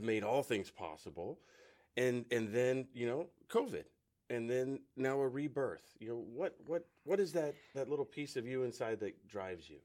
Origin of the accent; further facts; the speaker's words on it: West Coast, United States; moved away; I'm from the West Coast